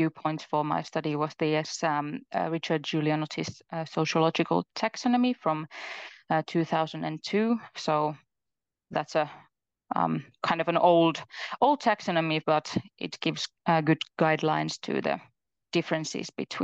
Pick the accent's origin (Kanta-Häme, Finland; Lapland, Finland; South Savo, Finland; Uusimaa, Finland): South Savo, Finland; Mikkeli; now in Jyväskylä, Finland; I'm from Mikkeli